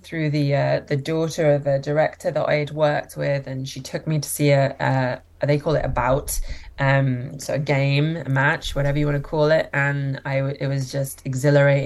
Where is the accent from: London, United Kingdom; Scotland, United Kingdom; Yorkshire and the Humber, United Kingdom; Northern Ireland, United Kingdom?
London, United Kingdom; moved away as an adult; now in Toronto, Canada; I live in Toronto and also spend time in London, which is where I grew up and where I lived for my whole life